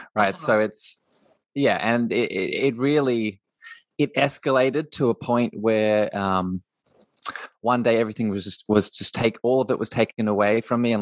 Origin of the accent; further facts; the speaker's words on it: Australia; also born or lived in Coffs Harbour, New South Wales; I'm in Australia. I grew up in Australia.